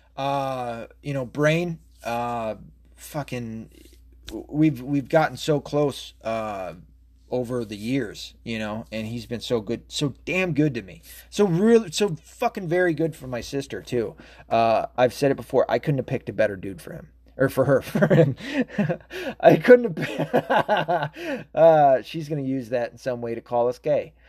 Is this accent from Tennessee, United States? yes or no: yes; Tennessee, United States; also born or lived in Arkansas; I was raised a lot in Tennessee